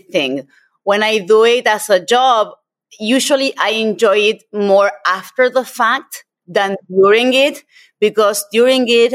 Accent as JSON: {"language": "English", "country": "Argentina", "moved": "yes", "said": "I'm originally from Argentina"}